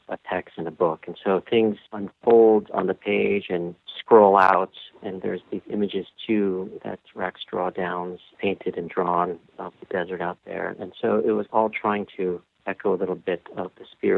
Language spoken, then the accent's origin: English; Escondido, California, United States; street where I grew up in Escondido, California